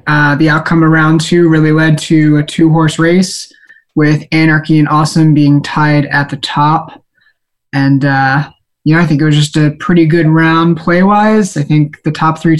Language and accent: English; Philadelphia, Pennsylvania, United States; I'm from Philadelphia, Pennsylvania